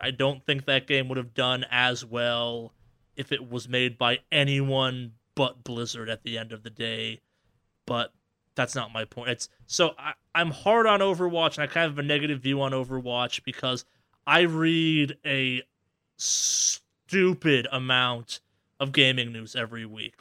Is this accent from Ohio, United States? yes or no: no; Boston, Massachusetts, United States; now in Los Angeles, United States; I'm from the Boston area